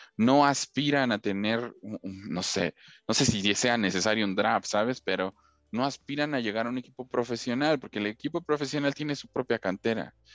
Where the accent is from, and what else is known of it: Mexico